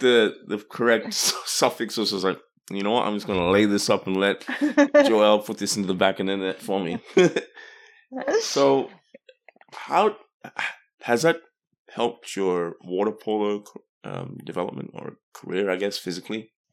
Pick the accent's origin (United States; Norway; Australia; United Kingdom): Australia; now in Canada; growing up in Australia.